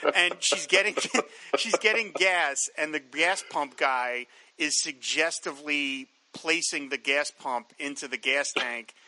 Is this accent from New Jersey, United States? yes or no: yes; New Jersey, United States; also born or lived in Philadelphia, Pennsylvania; We moved from Philadelphia to Southern Jersey